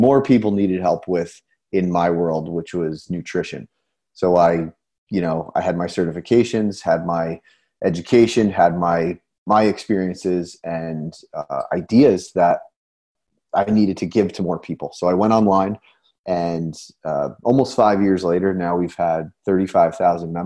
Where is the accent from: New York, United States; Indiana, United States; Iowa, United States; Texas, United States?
New York, United States; Newburgh; I'm from Newburgh, New York